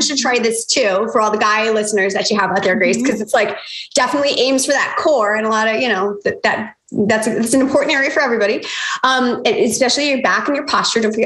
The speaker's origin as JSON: {"language": "English", "town": "Chicago", "region": "Illinois", "country": "United States", "tie": "born or raised there", "moved": "as an adult", "lives_now": "Jacksonville Beach, United States", "said": "I'm from Chicago. That was where I was born and raised."}